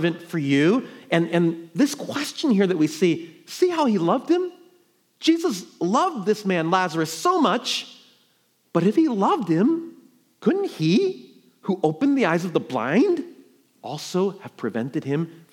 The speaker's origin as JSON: {"language": "English", "region": "New York", "country": "United States", "moved": "yes", "said": "I'm from New York"}